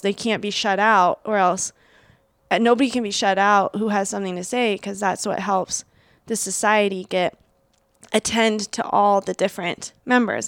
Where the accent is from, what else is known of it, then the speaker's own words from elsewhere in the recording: Seattle, Washington, United States; I grew up in Seattle